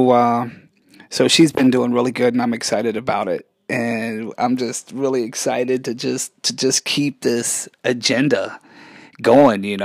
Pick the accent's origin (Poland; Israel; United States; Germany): Germany; I had the privilege of growing up in Germany a lot of my life.